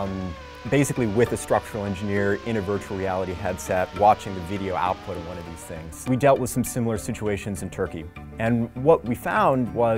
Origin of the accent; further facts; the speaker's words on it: Las Vegas, Nevada, United States; the October 1 shooting happening in my hometown